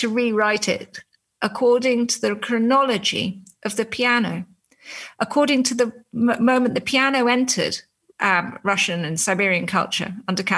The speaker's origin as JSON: {"language": "English", "country": "United Kingdom", "said": "I'm a British journalist"}